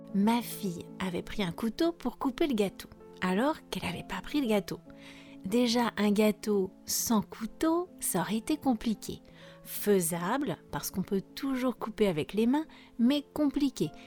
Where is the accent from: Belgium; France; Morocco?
France; je suis française